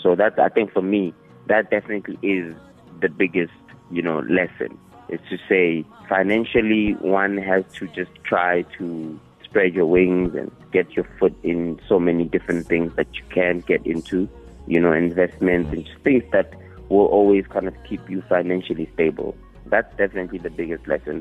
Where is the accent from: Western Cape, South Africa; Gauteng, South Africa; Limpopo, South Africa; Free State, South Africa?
Limpopo, South Africa; Northam; also born or lived in Manserre; I was born in Manzere and then we moved to Northam